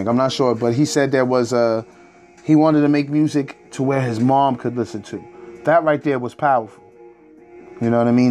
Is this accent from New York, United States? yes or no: yes; Rockland County, New York, United States; I currently reside in Nyack, brother. I'm from Rockland County, New York